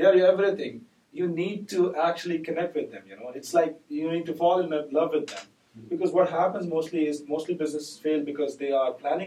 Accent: Pakistan; we are from Pakistan.

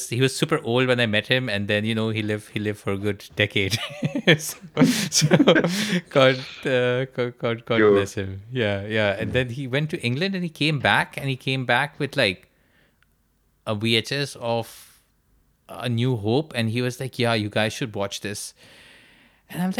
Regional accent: Karachi, Sindh, Pakistan; moved away as an adult; now in United Kingdom; We're both from Karachi, and both of us are currently training in psychiatry in the UK.

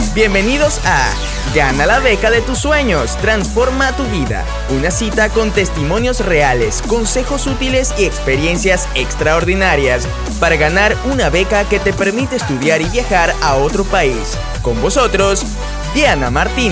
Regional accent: Colombia; moved away as an adult; yo soy colombiana

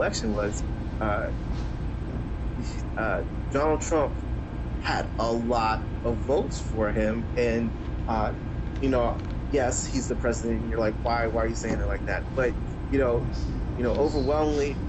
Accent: United States; we as American people

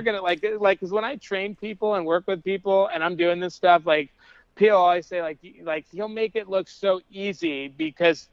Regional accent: Southwest, United States; growing up in the Southwest

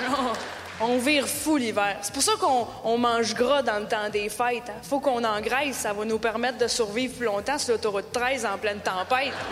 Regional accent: Canada; J'ai dit bonsoir, je viens du Canada.

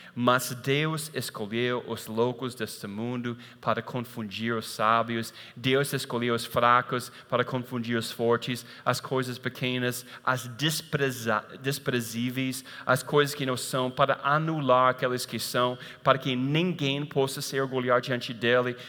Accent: United States; moved away

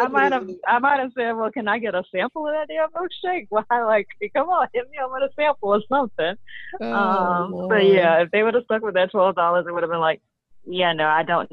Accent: the South, United States; you're talking to someone born and raised in the South.

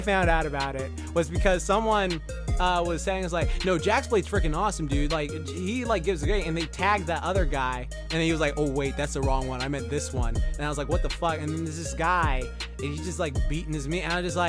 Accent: Japan; accent: New York; I got a New York accent, even though I'm from Japan.

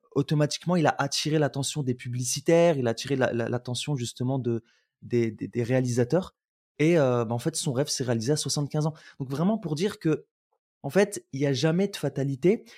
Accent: Roubaix, Hauts-de-France, France; also born or lived in Algeria; j'ai grandi à Roubaix, je suis venu à la base d'Algérie, puis j'ai grandi à Roubaix

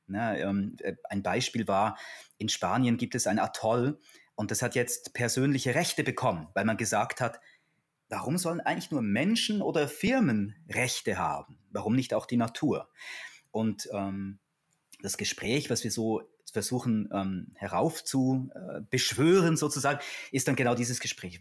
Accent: Switzerland; also born or lived in Basel; in der Schweiz, bin ja Schweizer, nach der Matura

